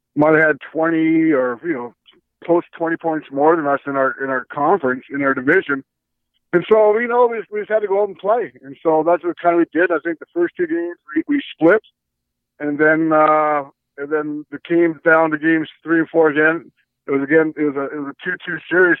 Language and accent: English; Edmonton, Alberta, Canada; I grew up in Edmonton